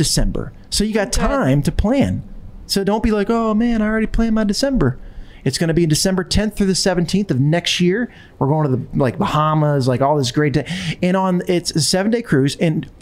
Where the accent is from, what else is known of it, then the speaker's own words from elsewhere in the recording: Delaware, United States; it's my home state